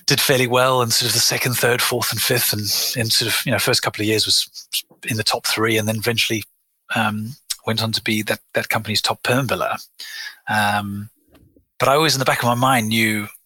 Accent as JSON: {"language": "English", "country": "South Africa", "tie": "born or raised there", "moved": "as an adult", "lives_now": "United Kingdom", "said": "I was born in South Africa to parents of British and European heritage"}